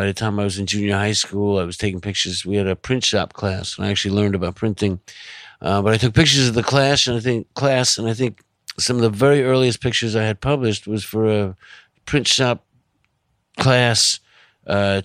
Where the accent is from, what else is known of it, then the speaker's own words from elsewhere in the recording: Long Island, New York, United States; also born or lived in Manhattan, New York; I was born in Manhattan. I grew up on Long Island. I came back to Manhattan when I was 18, and I've been here ever since